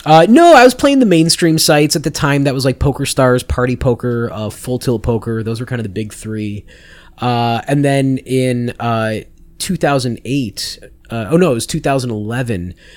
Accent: Chicago, Illinois, United States; also born or lived in Las Vegas, Nevada; I moved to Chicago when I was six.

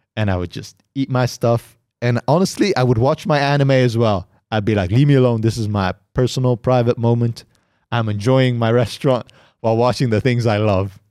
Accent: Netherlands; I'm from the Netherlands.

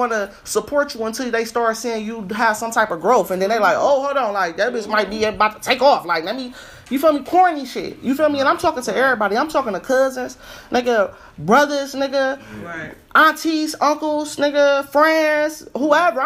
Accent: Ohio, United States; I'm from Ohio

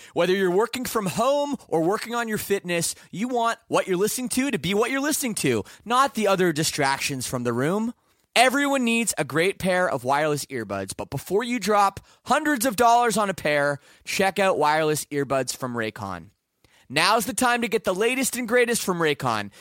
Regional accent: Canada; I'm from Canada

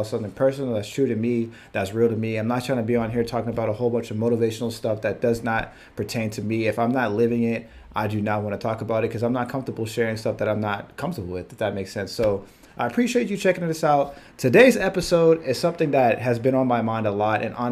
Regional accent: Virginia, United States; moved away as an adult; now in California, United States; I'm originally from Virginia

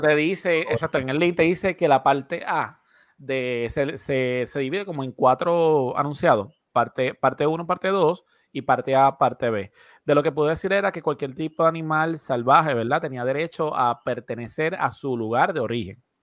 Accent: Puerto Rico; nosotros siendo un territorio americano, ¿verdad? nosotros aquí en Puerto Rico

